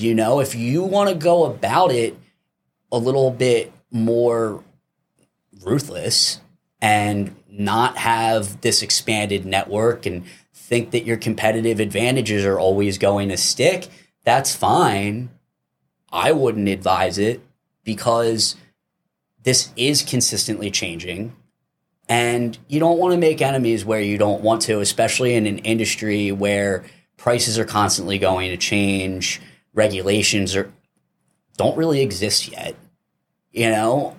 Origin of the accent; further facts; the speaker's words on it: East Coast, United States; moved away; I'm originally from the East Coast